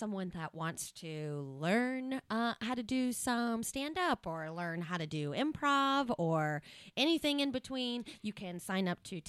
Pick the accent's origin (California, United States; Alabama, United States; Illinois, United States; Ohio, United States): Ohio, United States; I'm from Ohio, so